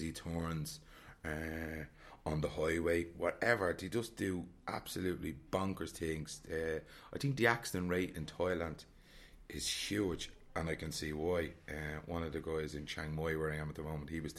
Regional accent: Dublin, Leinster, Ireland; I'm from Dublin

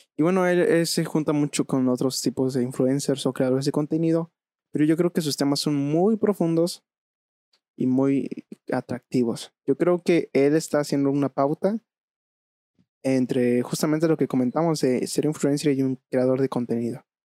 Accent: Veracruz, Mexico; now in Querétaro, Mexico; yo radico en la ciudad de, Querétaro, pero bueno, yo vengo de Veracruz

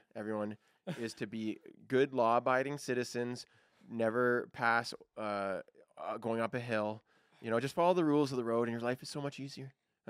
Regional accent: Beaverton, Ontario, Canada; I grew up in Beaverton, Ontario. A bunch of farm boys.

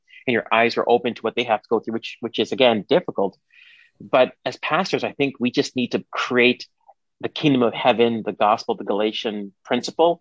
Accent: India; now in Canada; I'm Indian.

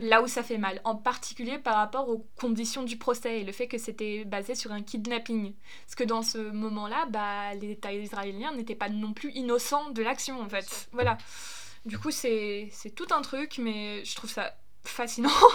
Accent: Germany; moved away; also born or lived in United States; je suis allemande

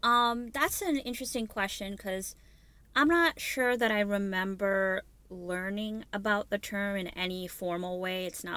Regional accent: New York City, New York, United States; My parents emigrated from Bangladesh before I was born, so I was born and raised in Brooklyn, New York.

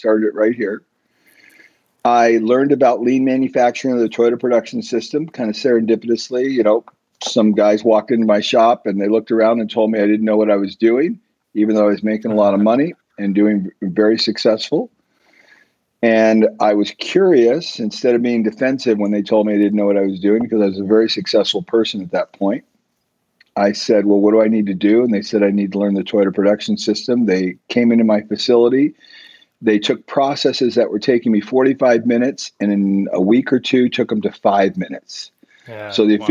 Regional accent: San Diego, California, United States; I grew up in Southern California down in San Diego

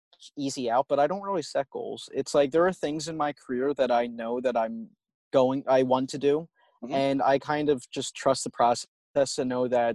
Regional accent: Northeast, United States; And growing up in the Northeast, idolizing the indies

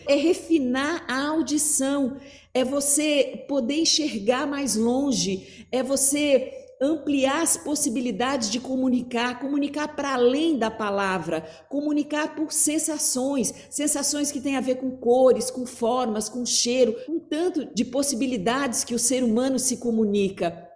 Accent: Curitiba, Paraná, Brazil; eu sou de Curitiba

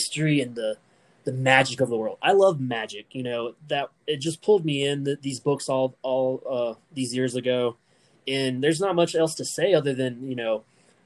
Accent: United States; I'm not a British person, you know, I'm American

